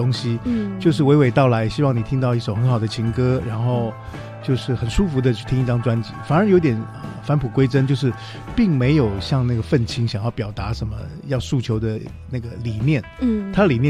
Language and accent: Chinese; Taiwan; 我是台湾人，我也没有出国